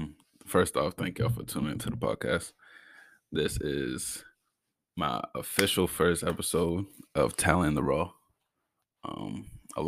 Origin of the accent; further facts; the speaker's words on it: Brockton, Massachusetts, United States; I come from Brockton, Mass